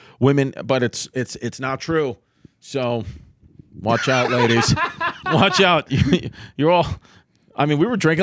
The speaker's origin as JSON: {"language": "English", "country": "United States", "said": "as American citizens, we have like a way of thinking when we're here"}